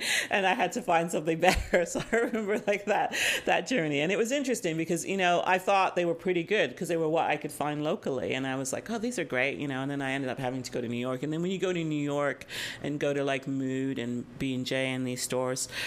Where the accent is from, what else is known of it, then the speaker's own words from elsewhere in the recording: England, United Kingdom; now in North America; I was born in England